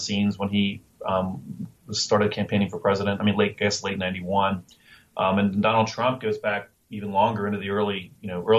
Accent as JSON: {"language": "English", "region": "Northern Kentucky", "country": "United States", "tie": "born or raised there"}